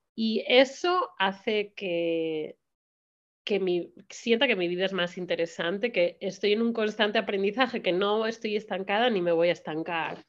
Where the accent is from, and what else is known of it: Spain; moved away as an adult; now in United States